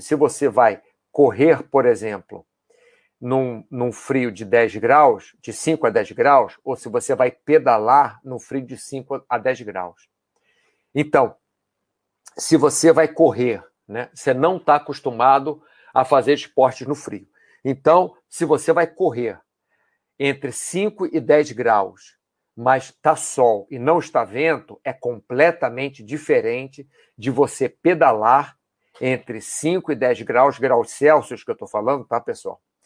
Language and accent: Portuguese; Brazil; nós, brasileiros